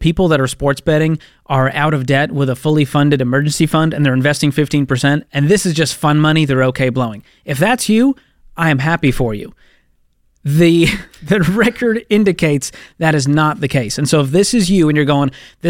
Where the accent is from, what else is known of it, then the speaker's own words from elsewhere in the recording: Massachusetts, United States; my hometown there in Massachusetts.